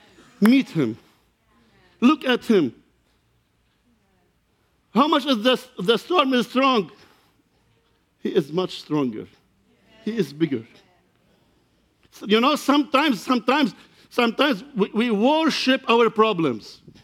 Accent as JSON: {"language": "English", "country": "Lebanon", "second_language": "English", "said": "As you know, I come from Lebanon. I am pastoring Church of God in Lebanon and Syria."}